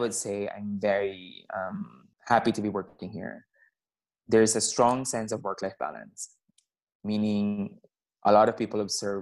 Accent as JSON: {"language": "English", "town": "Zamboanga City", "region": "Zamboanga Peninsula", "country": "Philippines", "tie": "born or raised there", "also_born_or_lived": "Manila, Philippines", "moved": "as an adult", "lives_now": "Stockholm, Sweden", "said": "I grew up in the south of the Philippines. I grew up in Zamboanga City."}